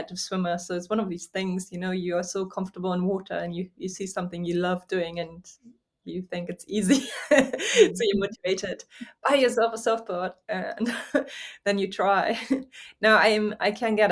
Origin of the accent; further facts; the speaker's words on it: Hamburg, Germany; moved away as an adult; also born or lived in Louisiana, United States / United Kingdom; now in France; I am German. So I grew up near Hamburg.